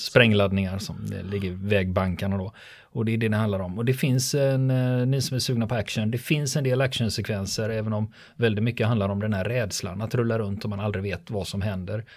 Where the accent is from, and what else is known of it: Sweden